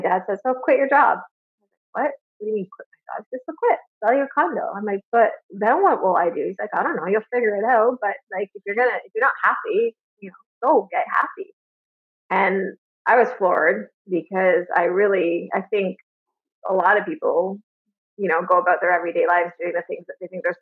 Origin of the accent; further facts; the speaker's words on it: Alliston, Ontario, Canada; also born or lived in Toronto; I was born in Toronto, but I grew up in a really small town called Alice, Ontario